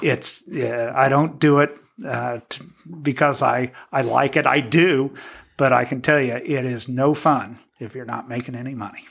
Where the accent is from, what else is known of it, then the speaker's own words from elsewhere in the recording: Terre Haute, Indiana, United States; I grew up in Terre Haute.